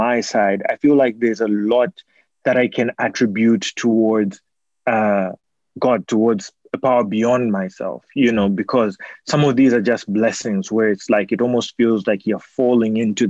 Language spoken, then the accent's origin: English; Zambia; moved away; that's where I'm from. And so, you know, I'm from Zambia